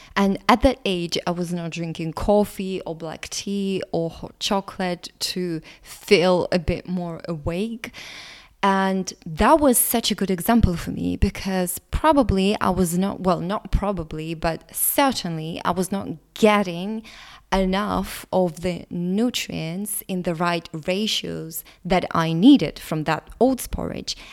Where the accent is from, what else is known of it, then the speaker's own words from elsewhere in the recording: Latvia; English is a second language; English is not my first language. My ethnicity is Russian, but I was born in Latvia